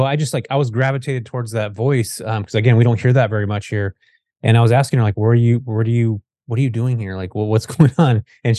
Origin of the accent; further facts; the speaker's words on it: California, United States; I grew up in Northern California, and pretty much everybody skateboarded here when I was growing up.